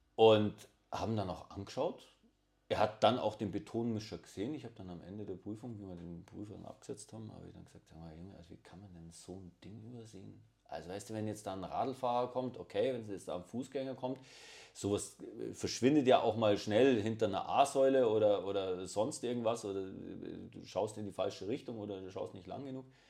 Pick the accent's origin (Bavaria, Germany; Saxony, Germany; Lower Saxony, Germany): Bavaria, Germany; ich bin ein Bayer